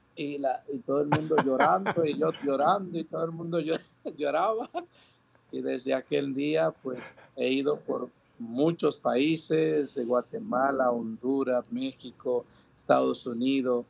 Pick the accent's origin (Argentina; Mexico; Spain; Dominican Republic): Dominican Republic; born or raised there; moved away; also born or lived in New York, United States / Puerto Rico